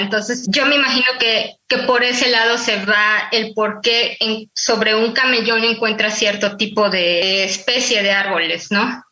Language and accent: Spanish; Tuxtla Gutiérrez, Chiapas, Mexico; now in Mexico City, Mexico; yo cuando era niña, este, recuerdo que, que nos hicieron plantar árboles en Tusla Gutiérrez, allá en Chiapas, de donde soy